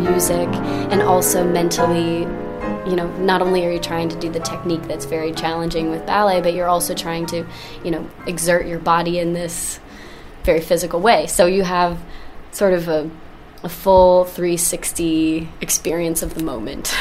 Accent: the South, United States; now in New York City, United States; I grew up in the South

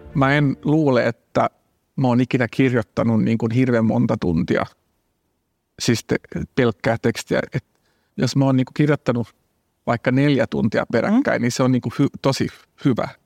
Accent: Jakobstad, Ostrobothnia, Finland; now in Helsinki, Finland; mä oon asunut Helsingissä 25 vuotta, mm. mutta mä oon Pietasaaresta kotoisin

